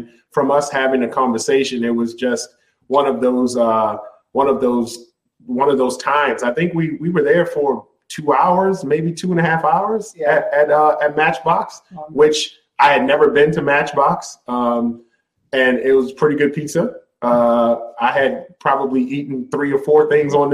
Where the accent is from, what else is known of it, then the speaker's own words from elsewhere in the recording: Baltimore, Maryland, United States; I grew up in Northeast Baltimore. I spent most of my time in Northeast Baltimore, Alameda area.